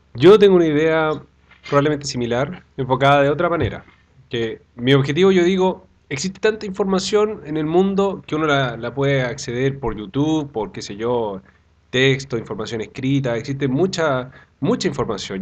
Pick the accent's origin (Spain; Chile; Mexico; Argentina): Chile; Chillán, Ñuble; moved away as an adult; now in Santiago, Chile; yo soy oriundo de Chillán